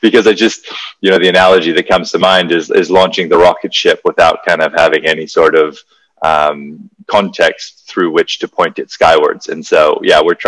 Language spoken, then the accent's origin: English; Hawaii, United States; I grew up in Hawaii